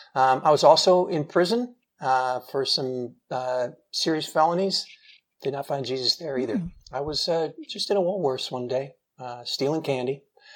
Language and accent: English; Indiana, United States; Originally, I'm from on the south of Indianapolis, just south of Indianapolis.